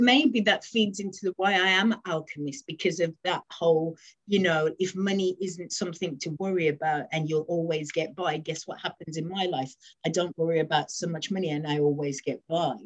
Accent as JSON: {"language": "English", "region": "West Midlands", "country": "United Kingdom", "moved": "yes", "lives_now": "London, United Kingdom", "said": "I currently live in London, but I'm from originally from the West Midlands"}